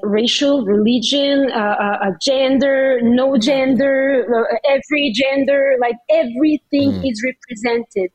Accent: Paris, Île-de-France, France; now in Canada; I was born in Paris

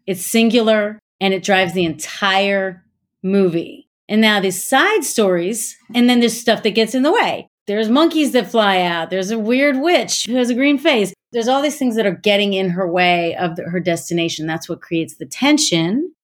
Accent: Gaithersburg, Maryland, United States; I'm from Gaithersburg, Maryland

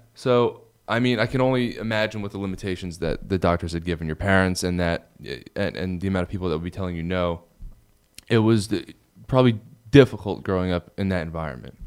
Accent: New Jersey, United States; moved away; we also grew up in New Jersey

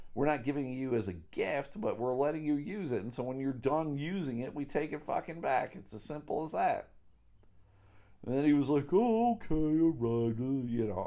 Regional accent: Buffalo, New York, United States; I grew up in Buffalo

